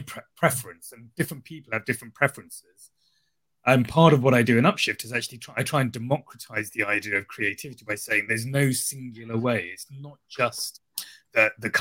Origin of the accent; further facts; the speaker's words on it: Sri Lanka; moved away; I grew up in Sri Lanka, so I'd lived through humanitarian crises as a child